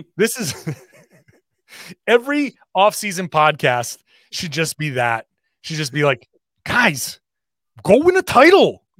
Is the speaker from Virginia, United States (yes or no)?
no; Rhode Island, United States; I grew up in Rhode Island